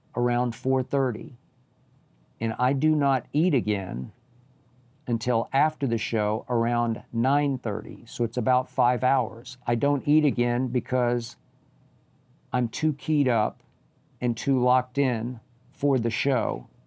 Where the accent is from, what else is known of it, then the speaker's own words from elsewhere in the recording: Oklahoma, United States; moved away; also born or lived in Bay Area, California; Oklahoma, my home state school